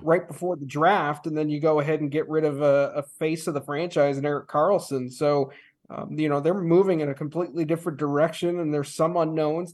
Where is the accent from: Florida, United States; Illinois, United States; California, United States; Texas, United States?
Illinois, United States; Chicago; moved away; I'm from Chicago